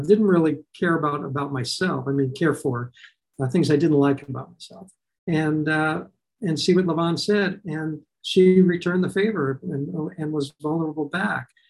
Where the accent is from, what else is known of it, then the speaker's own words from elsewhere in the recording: Los Angeles, California, United States; I grew up in North Hollywood, California